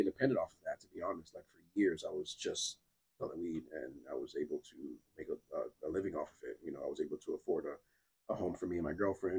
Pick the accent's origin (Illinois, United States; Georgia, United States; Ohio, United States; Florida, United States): Florida, United States; North Miami; born and raised here in Miami-Dade County. This is my home. Miami, Florida is really all I know. You know, growing up in North Miami as a Zou, you feel me? A Haitian.